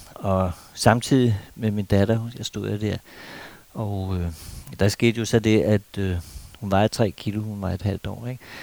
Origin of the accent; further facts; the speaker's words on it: Denmark; vi danskere